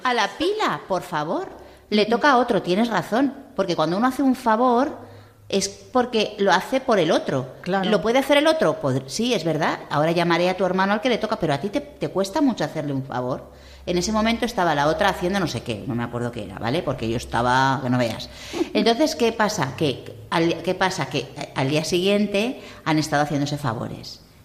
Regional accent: Madrid, Community of Madrid, Spain; moved away; soy madrileña y hablo fatal

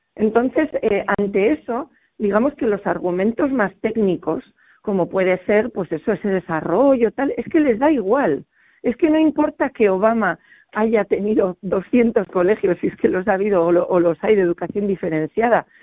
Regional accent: Pamplona, Navarre, Spain; soy de Pamplona

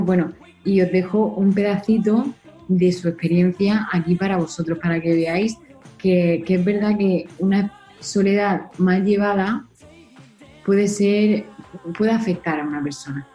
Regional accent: Spain; Nosotros que somos españoles

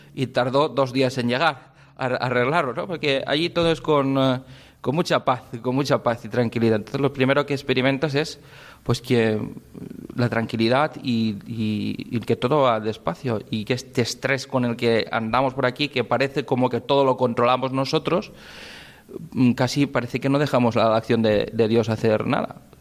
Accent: Spain; also born or lived in Requena, Peru; somos únicos los españoles con este horario que tenemos

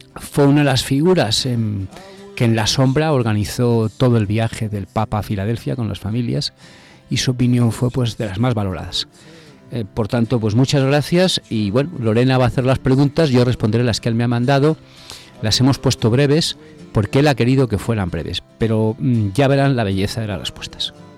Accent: Bilbao, Basque Country, Spain; now in Miami, United States; Yo nací en las tierras vascas, en las tierras vivaínas, Nací cerca del mar

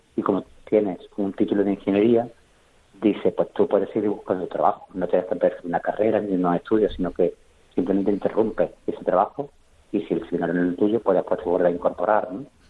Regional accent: Córdoba, Andalusia, Spain; also born or lived in Jauja; yo soy de Córdoba, ¿no? De Córdoba capital

